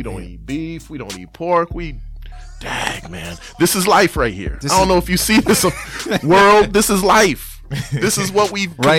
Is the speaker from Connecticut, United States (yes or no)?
yes; New London, Connecticut, United States; I'm from, born in New London, Connecticut.